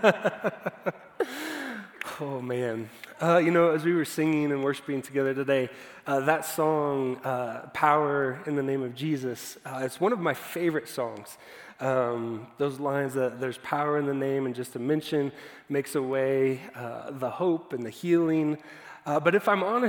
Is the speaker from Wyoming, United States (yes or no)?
no; Dallas, Texas, United States; I was growing up in Dallas